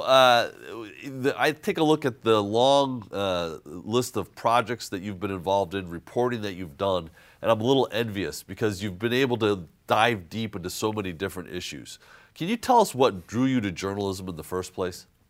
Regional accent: Hartford, Connecticut, United States; the town I grew up in Hartford

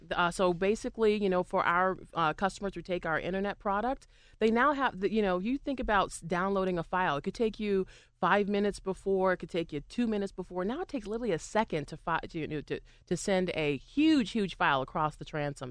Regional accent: Boston, Massachusetts, United States; now in Pittsburgh, United States; I used to sing a lot at, um, Fenway when I, I grew up in Boston

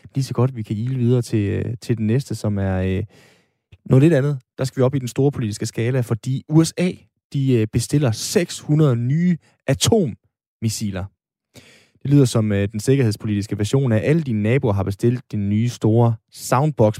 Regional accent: Aalborg, North Denmark Region, Denmark; i Aalborg, hvor jeg er fra

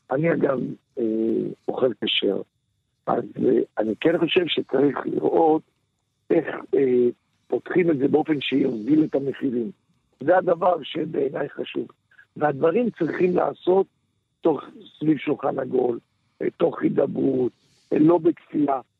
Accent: Holon, Tel Aviv District, Israel; כן, גדלתי בחולון.

